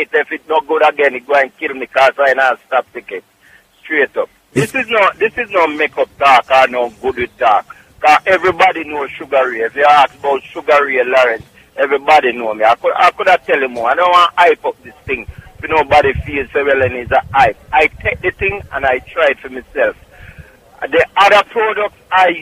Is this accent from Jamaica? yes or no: yes; Clark's Town, Trelawny, Jamaica; also born or lived in Bronx, New York; now in New York, United States; Clarkstown, Jamaica, Trelawney